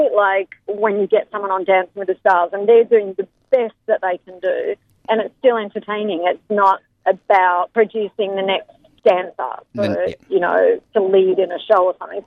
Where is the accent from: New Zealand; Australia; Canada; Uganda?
Australia; Melbourne, Victoria; moved away as an adult; also born or lived in London, United Kingdom; it's my hometown, it's Rod Laver